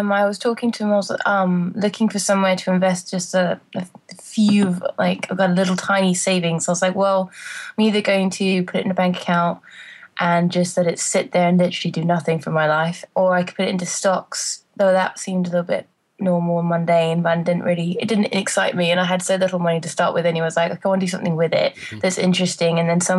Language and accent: English; England, United Kingdom; moved away; I wait to the first job I got when I came out from England.